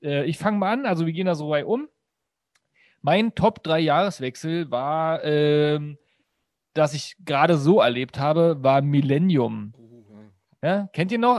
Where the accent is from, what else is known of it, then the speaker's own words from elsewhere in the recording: the East, eastern Germany, Germany; ich komme komm aus dem Osten